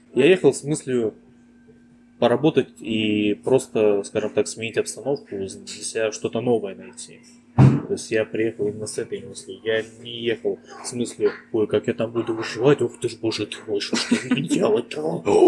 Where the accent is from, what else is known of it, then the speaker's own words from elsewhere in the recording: Ussuriysk, Primorsky Krai, Russia; also born or lived in India / Moscow / Japan; now in Tuva, Russia; Родом я с Дальнего Востока, Приморский край, город Суриск такой маленький тихий городишко в 100 километрах от э, бурного Владивостока